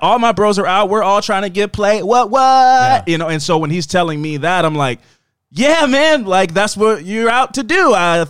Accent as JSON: {"language": "English", "country": "United States", "said": "I'm from America."}